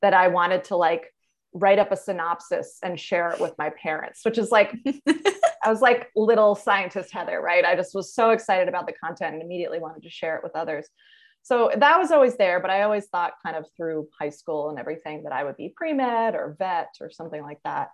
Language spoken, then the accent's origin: English; New York area, United States; I grew up in the New York area